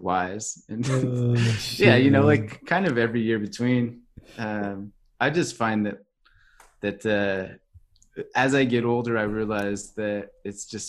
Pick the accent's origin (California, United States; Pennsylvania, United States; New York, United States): California, United States; Agoura Hills; also born or lived in Australia / South Pacific / Thailand; now in Vancouver, Canada; I grew up in just outside Los Angeles, California, in a little suburb called Agora Hills